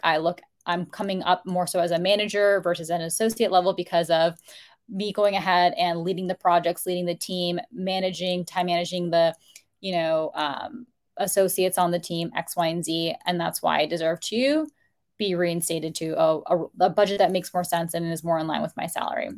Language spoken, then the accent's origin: English; United States; first generation in my family to be born in the United States